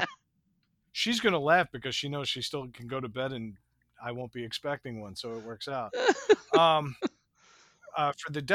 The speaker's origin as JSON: {"language": "English", "area": "Long Island", "region": "New York", "country": "United States", "tie": "born or raised there", "said": "I grew up on Long Island"}